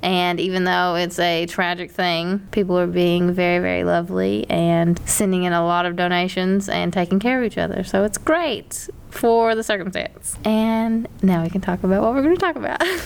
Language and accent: English; Whitesburg, Kentucky, United States; moved away; that affected my hometown